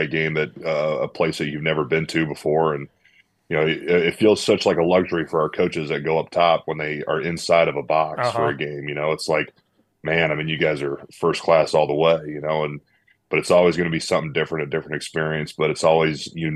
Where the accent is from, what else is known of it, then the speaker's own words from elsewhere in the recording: Quincy, Illinois, United States; when I grew up here in Quincy